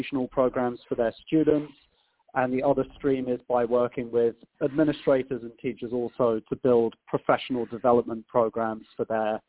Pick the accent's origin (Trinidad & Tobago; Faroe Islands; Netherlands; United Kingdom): United Kingdom; moved away as an adult; now in Chicago, United States; I come from a very small town that's about an hour north of London, so southeast of the country.